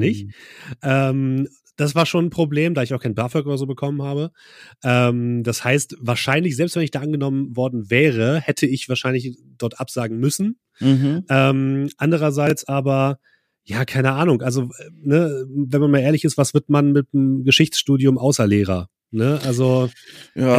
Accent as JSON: {"language": "German", "town": "Braunschweig", "region": "Lower Saxony", "country": "Germany", "tie": "born or raised there", "also_born_or_lived": "Leipzig", "moved": "as an adult", "lives_now": "Hamburg, Germany", "said": "Ich komme ursprünglich aus, aus Braunschweig und bin dann nur zum Studieren nach Leipzig gegangen"}